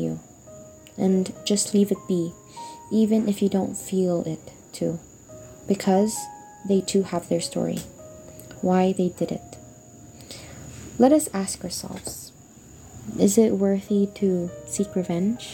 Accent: Philippines; also born or lived in Australia; I'm 12 years old

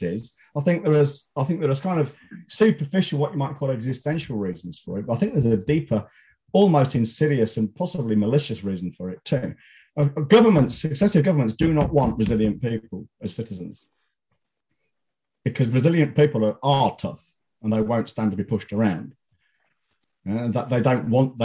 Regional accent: Leicester, East Midlands, United Kingdom; my hometown, who I don't even support

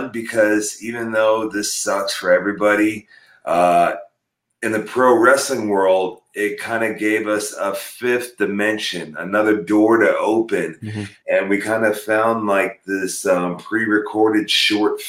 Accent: Perry, Oklahoma, United States; also born or lived in North Dakota; I was born in North Dakota, but when I was 4 years old, my family moved to Perry, Oklahoma

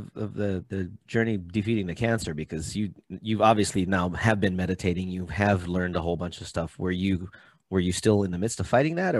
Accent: Hawaii, United States; Me being from Hawaii, acupuncture, herbology, things of that nature. Being half Hawaiian

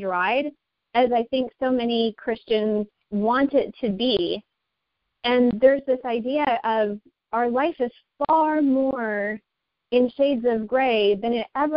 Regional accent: United States; as American citizens

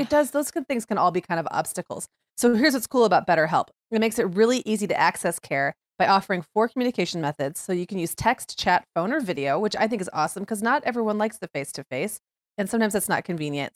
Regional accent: Upper Michigan, United States; moved away; when I grew up in Upper Michigan, it was often very cold by October

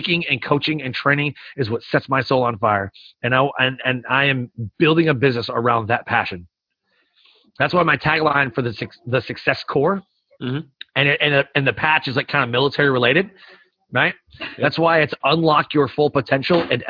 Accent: Detroit, Michigan, United States; We're both from Detroit

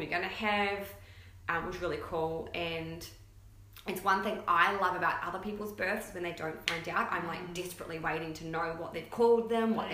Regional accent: New Zealand; now in Gold Coast, Australia; And we live here on the Gold Coast. I'm from New Zealand originally, though.

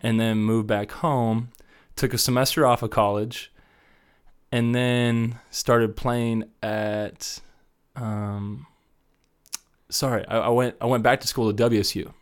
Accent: Wichita, Kansas, United States; moved away as an adult; also born or lived in Columbus, Ohio / Denver area, Colorado; I grew up in Wichita my whole life

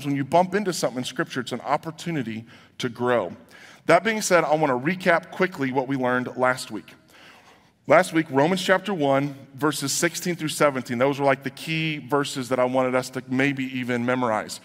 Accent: United States; So here in America

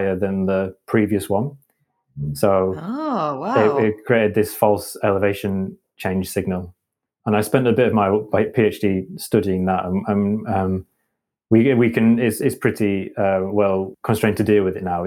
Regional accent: Halifax, Yorkshire and the Humber, United Kingdom; now in Leeds, United Kingdom; And I'm from West Yorkshire. I'm a bit of a home bird, so I grew up in Halifax, which is not too far away, and I didn't move too far away.

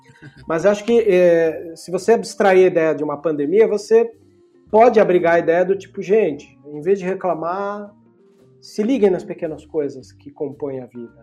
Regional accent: Brazil; Eu, eu sou latino-americano e a gente carrega todo latino-americano, por mais que a gente está mais vindo da linha portuguesa do que a hispânica

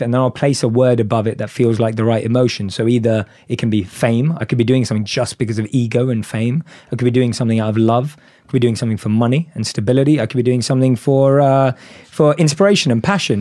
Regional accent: London, United Kingdom; I'm born and raised in London. I grew up liking anything an average Londoner is into

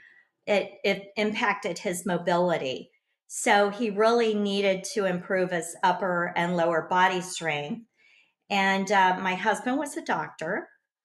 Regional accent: Kansas, United States; moved away as an adult; also born or lived in Florida; now in Siesta Key, United States; I grew up in Kansas and I moved to Florida when my sister was diagnosed with lung cancer.

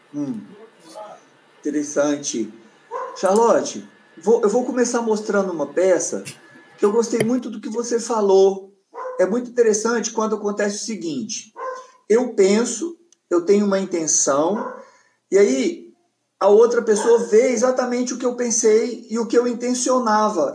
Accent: Goiânia, Goiás, Brazil; moved away as an adult; now in Brasília, Brazil; eu saí de Goiânia eu tinha 18 anos, foi quando eu vim para Brasília.

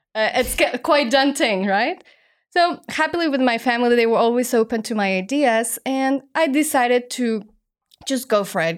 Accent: Mexico; moved away as an adult; now in Hong Kong; I'm originally from Mexico, only child, and I grew up as a ballerina

